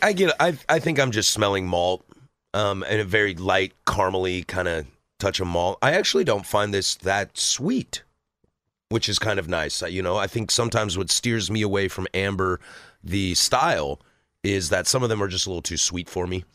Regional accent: the Northwest, Pacific Northwest, United States; born and raised in the Northwest

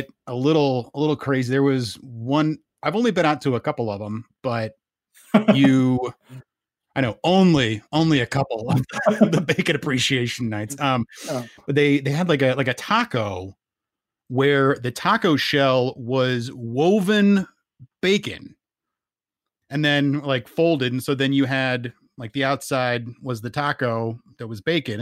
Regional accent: Charlotte, North Carolina, United States; now in Madison, United States; I was raised in Charlotte, North Carolina

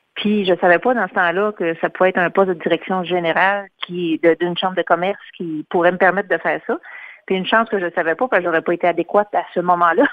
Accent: Louiseville, Quebec, Canada; je suis originaire de Louisville et j'habite à Louisville euh, actuellement aussi depuis plusieurs années.

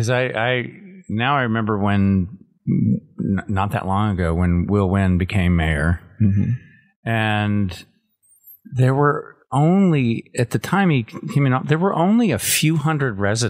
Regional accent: Georgetown, Texas, United States; also born or lived in Austin, Texas; growing up in Georgetown

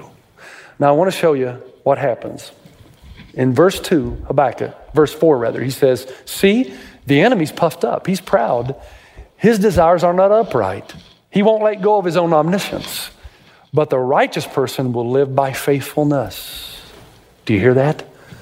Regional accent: Tennessee, United States; I grew up in Tennessee

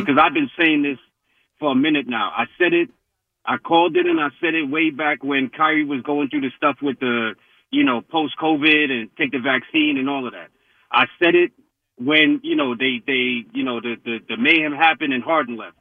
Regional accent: New York City, New York, United States; I was born and bred in Brooklyn

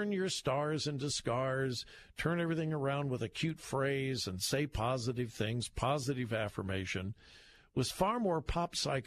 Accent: Southern California, United States; now in Columbus, United States; I'm from Southern California originally

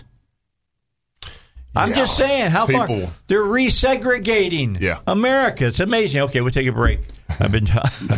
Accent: Gary, Indiana, United States; I was from Gary

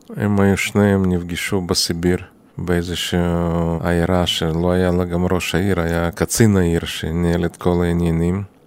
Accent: Chisinau, Moldova; moved away as an adult; now in Israel; נולדתי בעיר קישינב, עיר ההריגה, והייתה שם אוכלוסייה יהודית יחסית גדולה

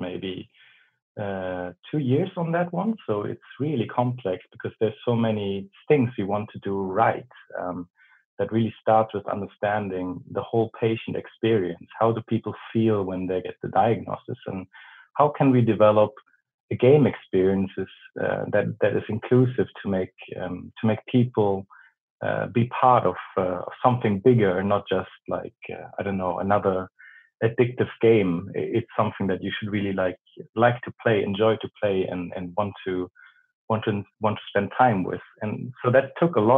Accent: Germany; English is a second language; moved away as an adult; now in Sweden; As you can hear, I'm from Germany. So I moved up north, very up north in Sweden

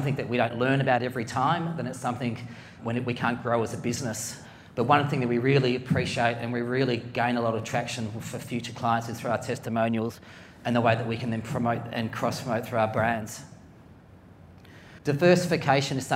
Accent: Melbourne, Victoria, Australia; Being a kid growing up in Melbourne

